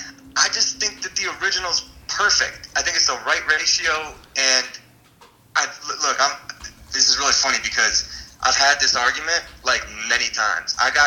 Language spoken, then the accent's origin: English; Akron, Ohio, United States; I'm from Akron.